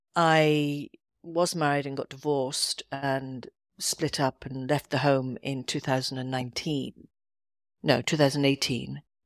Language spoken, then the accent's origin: English; Edinburgh, Scotland, United Kingdom; moved away; also born or lived in London; I wanted to be back in Scotland 'cause I am, I'm from Edinburgh originally.